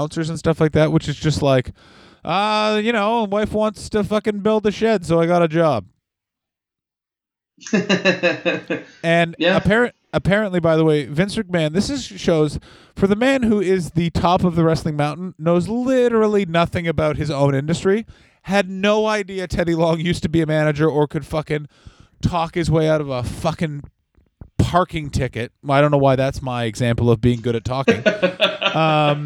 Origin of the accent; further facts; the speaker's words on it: Ottawa, Ontario, Canada; the Ottawa Rough Riders, my hometown Canadian Football League team